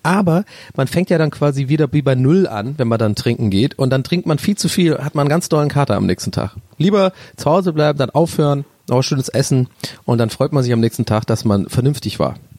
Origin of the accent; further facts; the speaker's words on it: Ireland; moved away; Ich bin so ein richtiger Ire